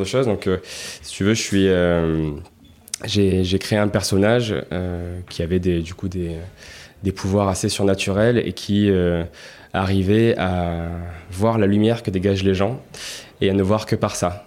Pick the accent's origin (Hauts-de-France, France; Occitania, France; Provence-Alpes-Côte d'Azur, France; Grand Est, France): Provence-Alpes-Côte d'Azur, France; Marseille; je suis né à Marseille, euh, il y a 33 ans, parce que j'ai 33 ans aujourd'hui. J'ai grandi dans le 12e, euh, donc dans une petite maison euh, pavillonnaire, comme il y en a beaucoup dans le 12e à Marseille.